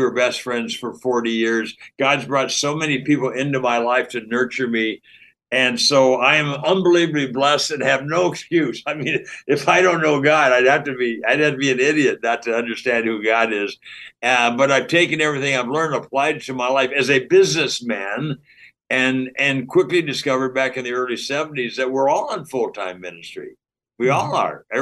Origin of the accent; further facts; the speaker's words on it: Pasadena, California, United States; I grew up in Pasadena, California